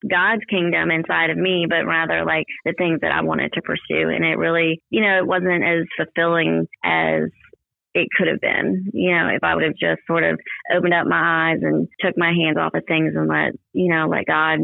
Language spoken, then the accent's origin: English; Ocean Springs, Mississippi, United States; I'm from Ocean Springs, and I've been here a long time, almost my whole life.